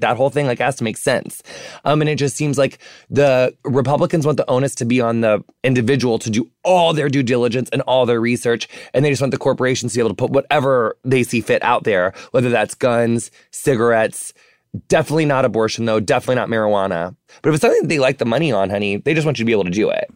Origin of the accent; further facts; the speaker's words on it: rural Illinois, United States; growing up in the middle of America, like, on, you know, in small, m, m, like, Midwestern, you know, rural Illinois town